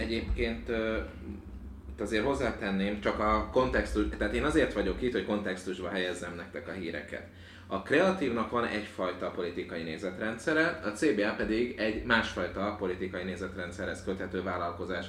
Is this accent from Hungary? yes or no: yes; Hungary; first language Hungarian; itt születtem, és az anyanyelvemnek is tekintem